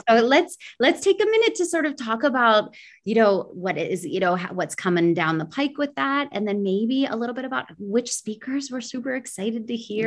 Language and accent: English; United States; moved away; an American educator